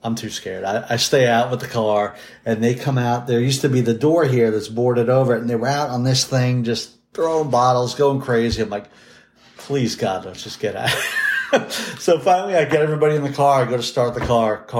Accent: New York City, New York, United States; I'm from Staten Island in New York City

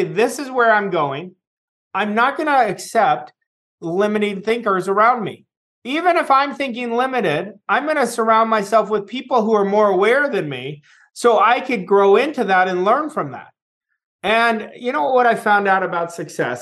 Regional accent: California, United States; my closest friends are still people that I grew up with in California

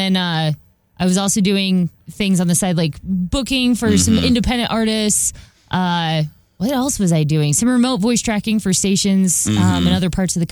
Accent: Hays, Kansas, United States; I was born in Hayes, Kansas. That's where I, you know, grew up, born and raised, went to college there at Fort Hayes State University

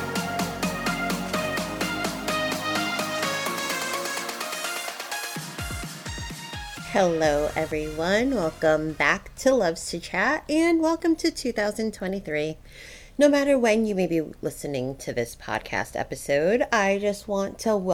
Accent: Middletown, United States; born or raised there

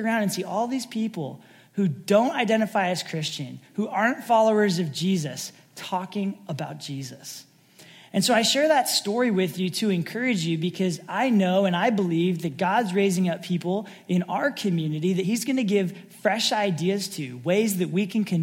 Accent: Sacramento, California, United States; also born or lived in San Francisco; as a kid growing up in the Sacramento area, a few hours north

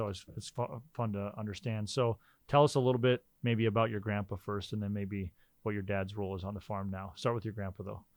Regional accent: Rolla, North Dakota, United States; now in Fargo, United States; I grew up in Rolla

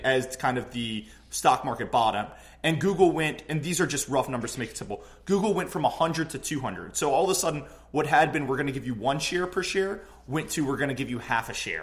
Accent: New Orleans, Louisiana, United States; I'm from New Orleans

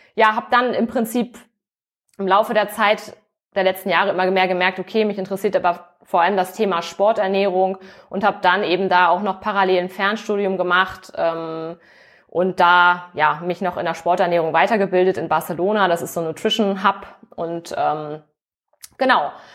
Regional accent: Hamburg, Germany; moved away as an adult; also born or lived in Cologne; Also ich komme tatsächlich auch aus dem hohen Norden. Ich bin auch Hamburgerin

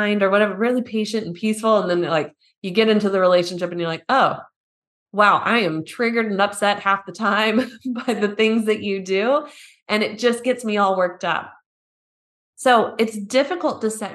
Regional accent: United States; now in Germany

